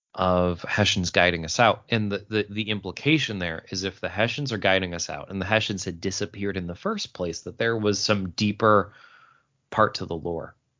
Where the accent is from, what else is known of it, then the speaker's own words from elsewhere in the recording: Syracuse, New York, United States; That is the Syracuse, New York, uh, area code, my hometown, uh, where I was born and raised.